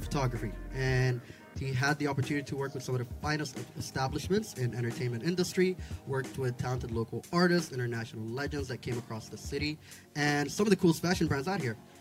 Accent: Sharjah, United Arab Emirates; also born or lived in Wad Madani, Sudan; I grew up in Sharjah, where I was home and spent my entire life

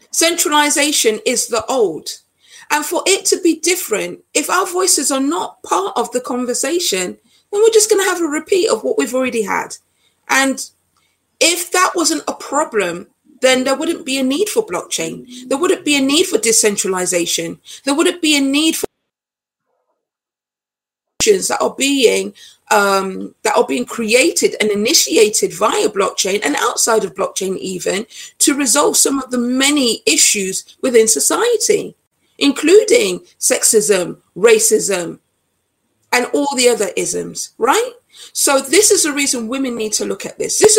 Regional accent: Nottingham, East Midlands, United Kingdom; I'm British born, but my origins are Jamaican. I know what it is to be an other. I grew up in Nottingham, and in Nottingham, it's very multicultural, as is London.

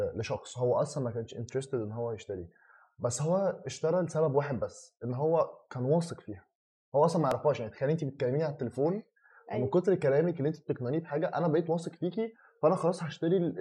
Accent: Egypt; احنا كمصريين

